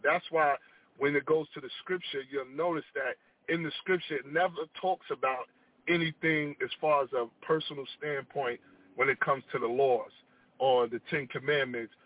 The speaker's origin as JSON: {"language": "English", "town": "Long Beach", "region": "California", "country": "United States", "tie": "born or raised there", "said": "I moved back to my hometown of Long Beach"}